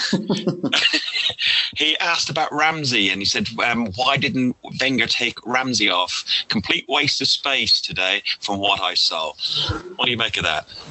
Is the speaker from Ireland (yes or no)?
yes; Ireland; we're Irish.